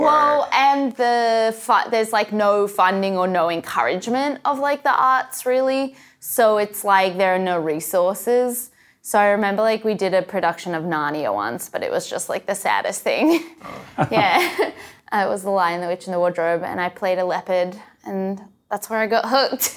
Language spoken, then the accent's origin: English; Australia; moved away; I grew up in Australia